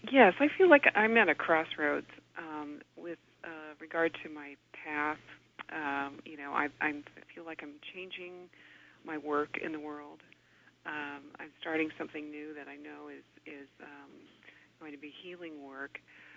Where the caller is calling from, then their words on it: Half Moon Bay, California, United States; I'm calling from Half Moon Bay, California.